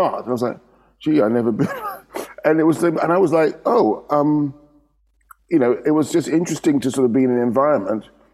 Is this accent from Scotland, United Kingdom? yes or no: no; London, United Kingdom; moved away as an adult; now in Amsterdam, Netherlands; we're growing up in London, your world is London